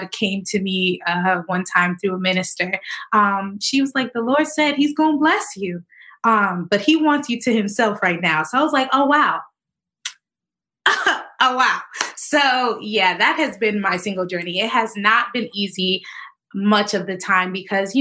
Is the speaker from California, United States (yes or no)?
no; Connecticut, United States; also born or lived in Tennessee; I am from Connecticut, born and raised here, went to school in Tennessee, came back to Connecticut